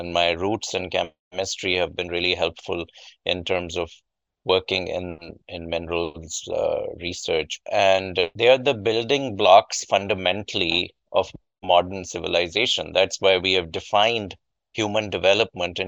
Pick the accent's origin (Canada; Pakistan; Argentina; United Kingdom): Pakistan; moved away as an adult; now in United States; as a child growing up in Pakistan, I had a small kind of improvised lab in our house